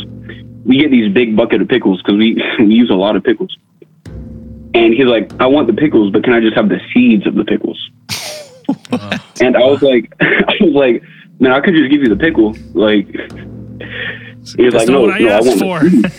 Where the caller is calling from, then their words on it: Tallahassee, Florida, United States; Calling from Tallahassee, Florida